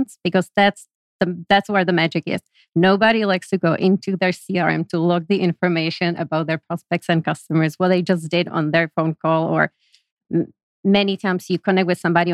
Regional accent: Prague, Czechia; moved away as an adult; now in United States; I was born and raised in Prague, Czech Republic.

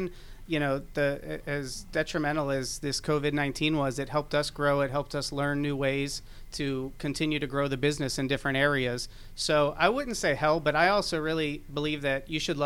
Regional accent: Miami, Florida, United States; moved away as an adult; also born or lived in Georgia; now in Atlanta, United States; I'm born and raised in Miami, Florida, 37 years. Opportunity came for me to move up to this beautiful state of Georgia

